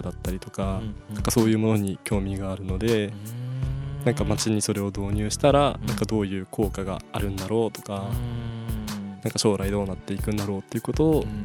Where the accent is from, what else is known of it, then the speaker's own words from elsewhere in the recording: Utsunomiya, Tochigi, Japan; now in Sendai, Japan; そこで生まれ育ちまし